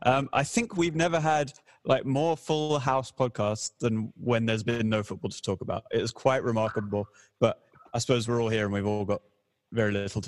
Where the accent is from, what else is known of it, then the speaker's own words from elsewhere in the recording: England, United Kingdom; also born or lived in Canada; I was born in Canada, but I was raised in England. I am culturally English.